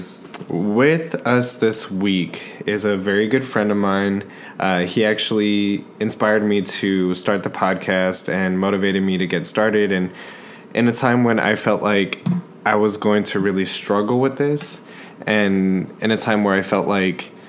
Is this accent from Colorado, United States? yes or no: no; San Antonio, Texas, United States; I'm from San Antonio, Texas